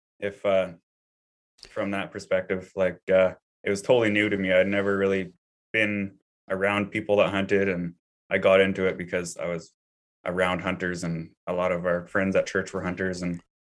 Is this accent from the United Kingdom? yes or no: no; British Columbia, Canada; So I grew up here in British Columbia, and, I grew trees growing up. That's my family business